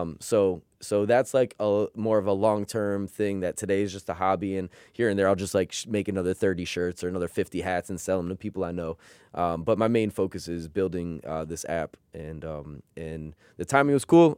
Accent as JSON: {"language": "English", "country": "United States", "tie": "born or raised there", "said": "We grew up in America."}